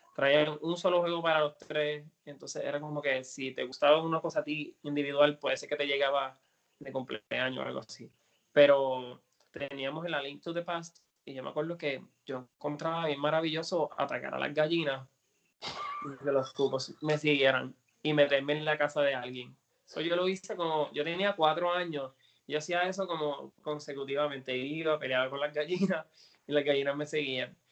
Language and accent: Spanish; Puerto Rico; es mi tierra, mi isla, mi cultura, es quien yo soy